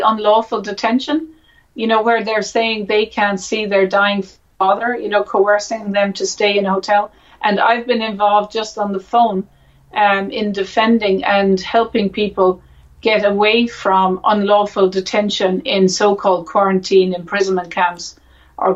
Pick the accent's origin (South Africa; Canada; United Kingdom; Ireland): Ireland; me as an Irish woman